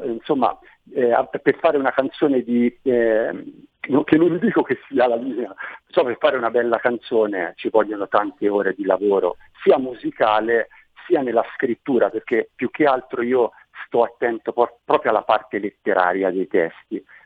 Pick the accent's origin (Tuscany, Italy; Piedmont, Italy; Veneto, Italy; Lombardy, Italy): Tuscany, Italy; Manciano; moved away as an adult; now in Montevarchi, Italy; Io sono nato a Manciano, eh, nell'entroterra Maremmano, un posto bellissimo